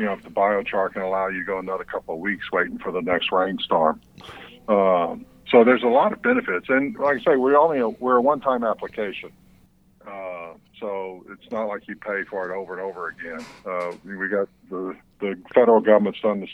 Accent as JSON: {"language": "English", "region": "Louisiana", "country": "United States", "tie": "born or raised there", "also_born_or_lived": "East Texas", "moved": "yes", "said": "I was born and raised in Louisiana and spent a lot of years in East Texas and stuff. And then when I moved out west"}